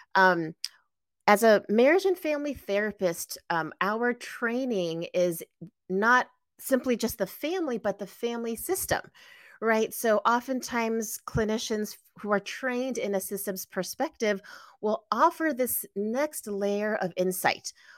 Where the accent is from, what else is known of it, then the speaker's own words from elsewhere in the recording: San Gabriel Valley, greater Los Angeles area, California, United States; I was born and raised in the greater Los Angeles area, specifically the San Gabriel Valley.